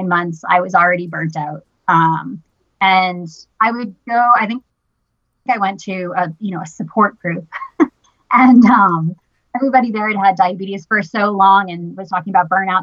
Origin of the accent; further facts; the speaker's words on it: Boston, Massachusetts, United States; I grew up in Boston, never got out